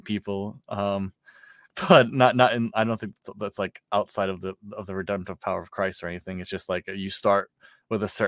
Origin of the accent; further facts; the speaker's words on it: New York City, New York, United States; growing up in New York